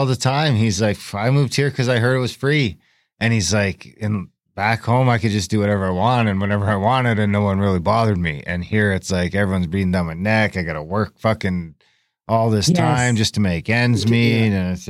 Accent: Canada; at least as a Canadian

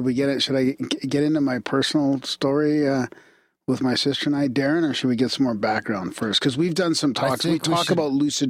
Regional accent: Canada; fellow Canadian as well.

